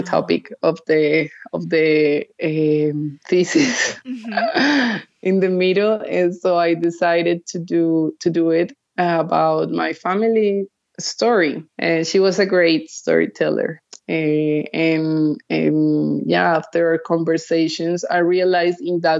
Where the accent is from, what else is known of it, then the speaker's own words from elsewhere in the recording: Cali, Valle del Cauca, Colombia; I went to art school in Bogota. So I grew up in Cali. Then I came back to Bogota when I was 18 and I studied visual arts